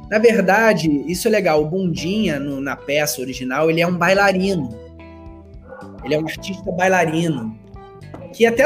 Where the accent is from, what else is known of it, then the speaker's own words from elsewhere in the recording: Rio de Janeiro, Brazil; eu sou do Rio